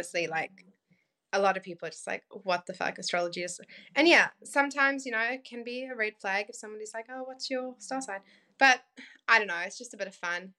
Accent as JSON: {"language": "English", "country": "South Africa", "tie": "born or raised there", "said": "growing up in South Africa, it wasn't an easy life."}